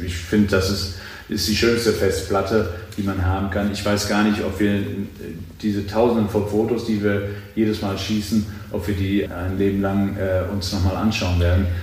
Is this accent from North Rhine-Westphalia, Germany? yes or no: yes; Cologne, North Rhine-Westphalia, Germany; ich komme aus Köln